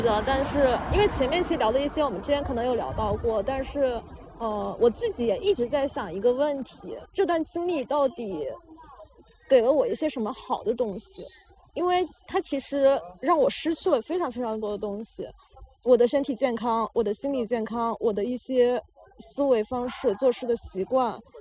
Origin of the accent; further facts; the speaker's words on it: China; 我们在大陆土生土长的人